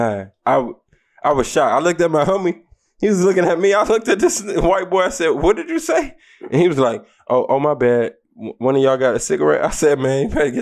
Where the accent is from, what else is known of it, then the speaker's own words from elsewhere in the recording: Detroit, Michigan, United States; now in Florida, United States; I'm a Florida boy now, but I was not raised down here. I grew up in the Midwest. I grew up in Detroit.